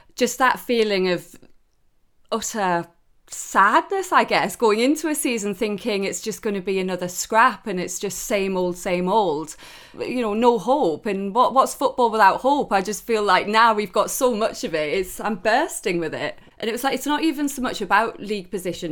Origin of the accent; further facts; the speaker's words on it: Newcastle upon Tyne, North East England, United Kingdom; moved away; I'm Geordie through and through. I, I don't live I up there anymore, but my whole family are there. I'm up there as as much as I can, and and I'm very very proud to to be from Newcastle.